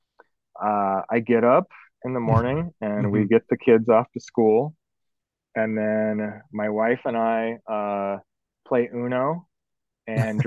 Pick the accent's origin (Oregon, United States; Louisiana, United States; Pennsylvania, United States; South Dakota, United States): Oregon, United States; Newport; Newport. I grew up